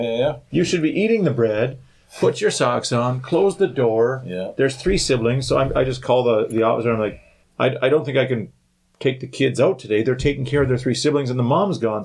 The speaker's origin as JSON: {"language": "English", "town": "Thunder Bay", "region": "Ontario", "country": "Canada", "tie": "born or raised there", "said": "growing up in Thunder Bay"}